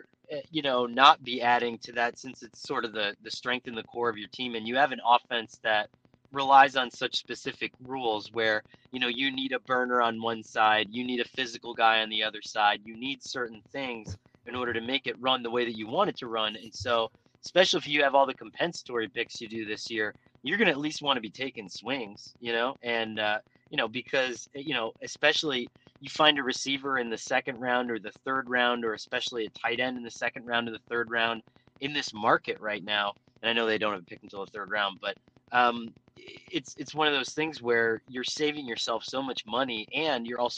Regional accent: Scranton area, Pennsylvania, United States; now in New Jersey, United States; I'm originally from Pennsylvania, like right outside of, the Scranton area. And I live in New Jersey now.

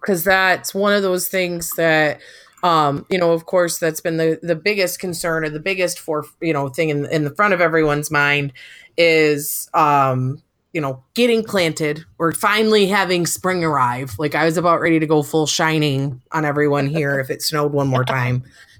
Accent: Michigan, United States; I'm from Michigan

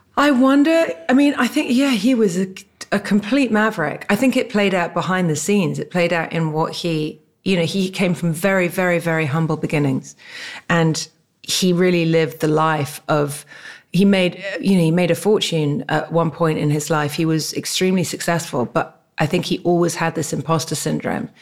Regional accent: England, United Kingdom; also born or lived in Barbados; now in California, United States; I was born in England

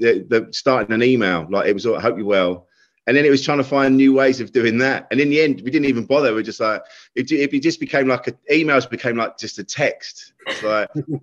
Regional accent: Kent, South East England, United Kingdom; I was a man from Kent

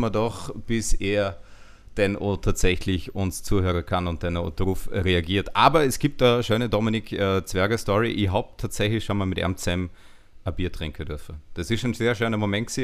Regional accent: Vorarlberg, Austria; accent: Vorarlberger Dialekt; mit meinem Vorarlberger Dialekt

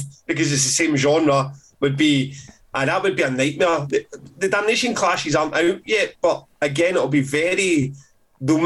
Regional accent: Glasgow, Scotland, United Kingdom; I'm a Glaswegian

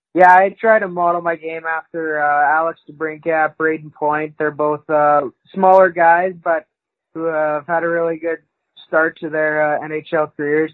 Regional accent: Wainwright, Alberta, Canada; I grew up in a small town, uh, Wainwright, Alberta

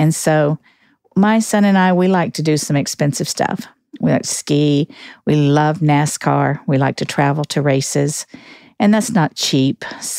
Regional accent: Virginia, United States; born there; also born or lived in Alaska / Missouri / Georgia / Alabama; And grew up all over the country. I was born in Virginia, lived in Alaska, Missouri, Georgia, Alabama. Just grew up all over the place.

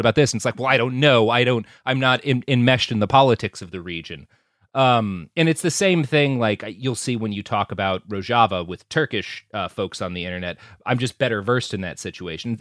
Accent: Texas, United States; as a Texan

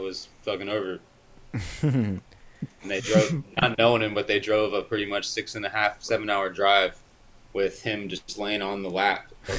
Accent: the South, United States; And from growing up in the South

